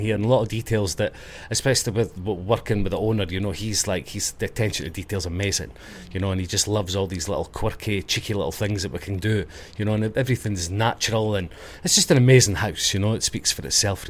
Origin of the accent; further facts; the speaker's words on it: Dundee, Scotland, United Kingdom; now in Ibiza, Spain; I'm from Dundee on the east coast. I'm from there, just north of Edinburgh, south of Aberdeen. We're in the middle. The Sunshine City. We have lots of sunshine there. I think it's the sunniest place in the UK, I believe.